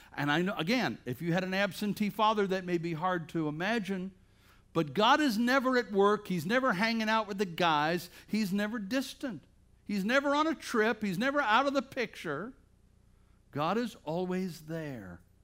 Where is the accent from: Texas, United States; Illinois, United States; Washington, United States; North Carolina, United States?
North Carolina, United States; Bladensboro; moved away; I'm from Bladensboro, North Carolina